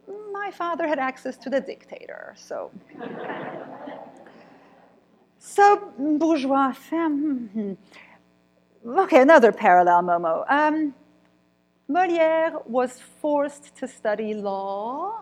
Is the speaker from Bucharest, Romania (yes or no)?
no; Cluj-Napoca, Cluj County, Romania; born there; I was born in Kolozsvár, Cluj, Romania, right? So the part of Transylvania, of Romania that used to belong to the Austro-Hungarian Empire. So I was born in Transylvania.